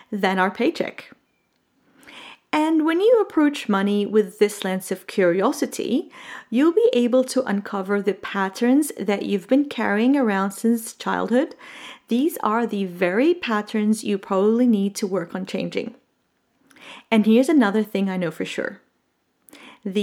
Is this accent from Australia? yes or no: no; Jordan; I grew up in the Middle East in a tiny little country called Jordan.